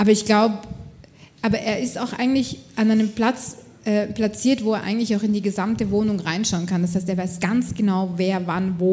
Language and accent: German; Austria; ich bin Österreicherin, ich äh, zahle brav meine Steuern und leiste alles dazu bei